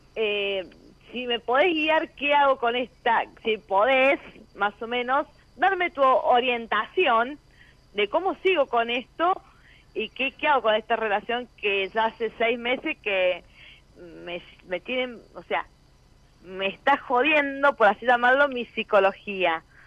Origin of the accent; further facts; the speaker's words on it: Villa Mercedes, San Luis, Argentina; Soy de Villa Mercedes, San Luis.